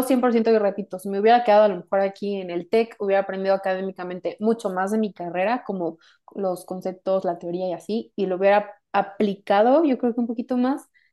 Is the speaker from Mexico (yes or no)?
yes; Mexico; yo soy de México